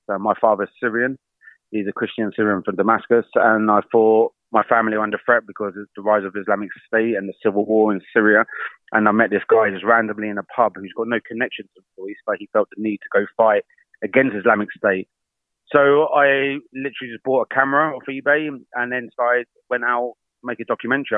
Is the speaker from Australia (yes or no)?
no; United Kingdom; me being British